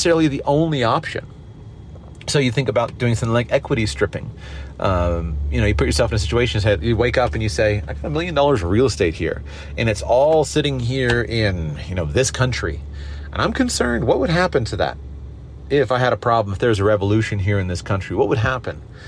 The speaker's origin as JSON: {"language": "English", "country": "United States", "said": "I'm an American, hold an American passport"}